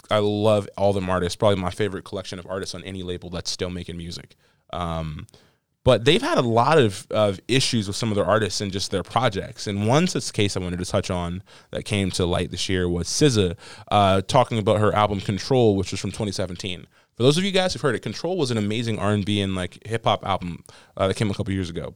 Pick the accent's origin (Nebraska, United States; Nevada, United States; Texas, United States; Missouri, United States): Nevada, United States; Las Vegas; now in Maryland, United States